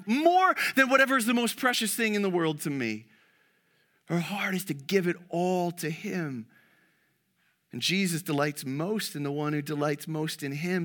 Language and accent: English; Canada; as a Canadian